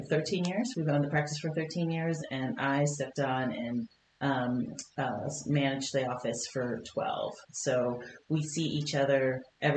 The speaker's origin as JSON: {"language": "English", "region": "Indiana", "country": "United States", "tie": "born or raised there", "also_born_or_lived": "Kentucky / Cincinnati, Ohio / Seattle, Washington", "moved": "as an adult", "lives_now": "Billings, United States", "said": "I was born in Kentucky and spent most of my life in Indiana, or most of my youth, actually, in Indiana"}